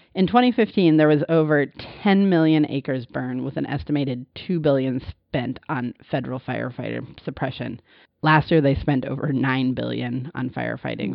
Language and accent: English; Montana, United States; I grew up in Montana